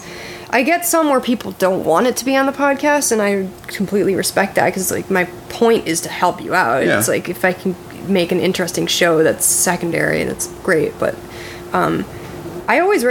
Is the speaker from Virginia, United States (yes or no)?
no; Connecticut, United States; I'm from Connecticut